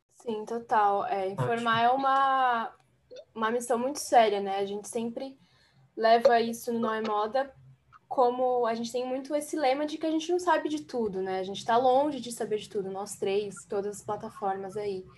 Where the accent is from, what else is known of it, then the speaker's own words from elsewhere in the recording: São Paulo, Brazil; also born or lived in Guarulhos; eu sou de São Paulo. Aqui está um pouco nublado também, aqui na cidade que eu, eu moro, que é em Guarulhos